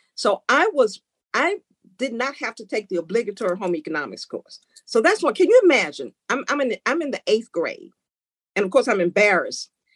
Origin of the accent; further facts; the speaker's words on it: Memphis, Tennessee, United States; moved away as an adult; growing up in Memphis, being a part of the civil rights movement